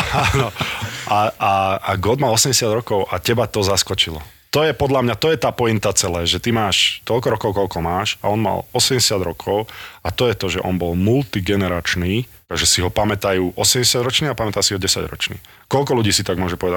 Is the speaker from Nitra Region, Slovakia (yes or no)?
yes; Nitra, Nitra Region, Slovakia; som z Nitry